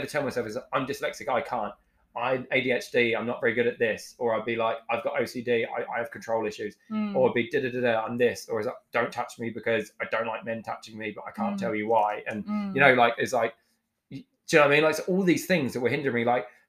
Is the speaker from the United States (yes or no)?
no; England, United Kingdom; now in New Zealand; I'm from England and I'm white